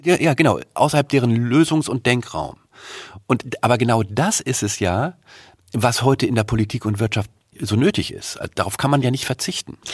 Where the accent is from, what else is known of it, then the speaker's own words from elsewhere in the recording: Germany; uns als Deutsche